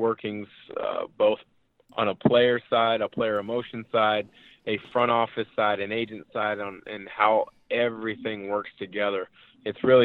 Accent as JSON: {"language": "English", "town": "Portland", "region": "Oregon", "country": "United States", "tie": "born or raised there", "said": "I'm from the Portland area. I grew up around there."}